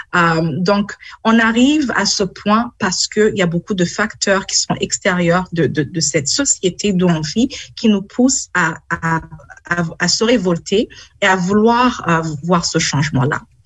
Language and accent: French; Burundi; now in London, Canada; je suis née au Burundi, j'ai vécu au Burundi. Euh, on a vécu dans la guerre quand j'étais au mhm. Burundi